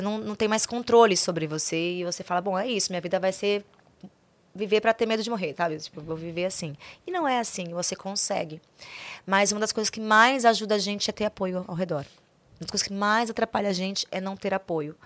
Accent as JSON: {"language": "Portuguese", "town": "Goiânia", "region": "Goiás", "country": "Brazil", "tie": "born or raised there", "said": "nasci em Goiânia"}